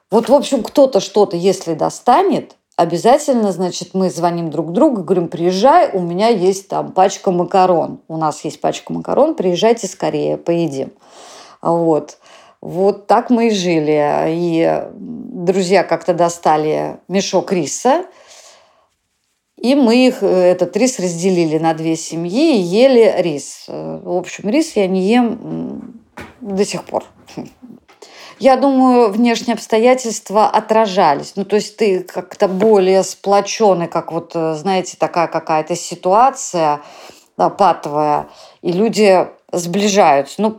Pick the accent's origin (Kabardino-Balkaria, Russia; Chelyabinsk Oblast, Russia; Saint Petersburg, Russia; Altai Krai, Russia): Saint Petersburg, Russia; Я коренная петербурженка, и у нас с мамой и с братом была одна комната, то есть жить нам было негде.